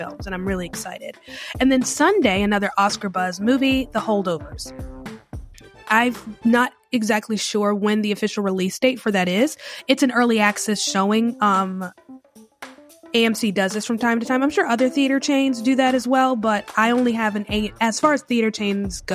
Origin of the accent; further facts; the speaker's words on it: United States; moved away; I am originally from the Carolinas. My mom and my stepdad, they live in Lancaster, South Carolina. My aunt, I have an aunt in Charlotte. So Charlotte area is home base for me